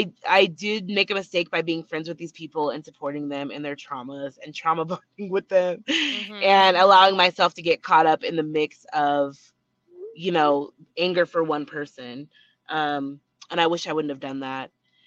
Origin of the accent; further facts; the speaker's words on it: Utah, United States; I'm from Utah. I've worked in the celebrity space for a few years now.